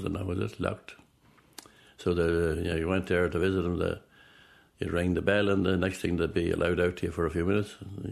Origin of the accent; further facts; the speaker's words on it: Butlersbridge, County Cavan, Ireland; now in Loughlinstown, Ireland; I was born in Inishmore. Inishmore, that's Buttersbridge, Inishmore, Buttersbridge, County Cavan